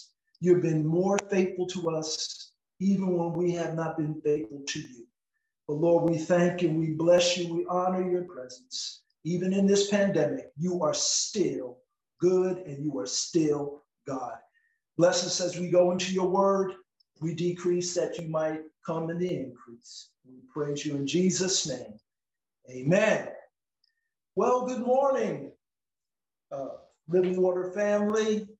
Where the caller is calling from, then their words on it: Cleveland, Tennessee, United States; We're coming via from Cleveland, Tennessee.